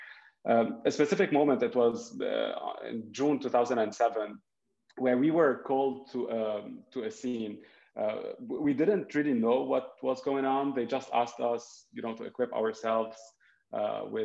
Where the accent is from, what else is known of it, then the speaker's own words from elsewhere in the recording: Lebanon; now in United States; I was born and raised in Lebanon